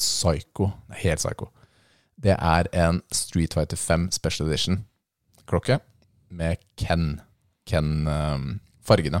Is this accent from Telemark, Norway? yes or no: no; Lillestrøm, Akershus, Norway; Er jeg fra Lillestrøm? Ja